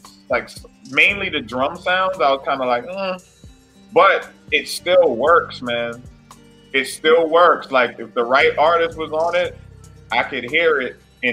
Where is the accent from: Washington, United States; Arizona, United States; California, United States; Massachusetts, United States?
Massachusetts, United States; Methuen; now in New Hampshire, United States; I was raised in Methuen, but then I had my formative years in Lawrence, and then I met my wife in New Hampshire, you know what I'm saying? So that's where I'm raising my family now.